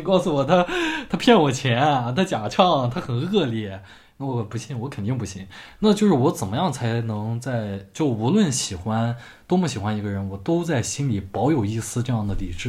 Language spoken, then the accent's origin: Chinese; China; 我作为一个中国人